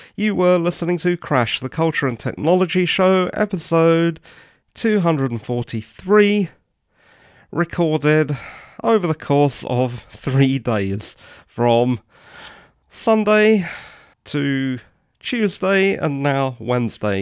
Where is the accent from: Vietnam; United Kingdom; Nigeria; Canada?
United Kingdom; England; I'm English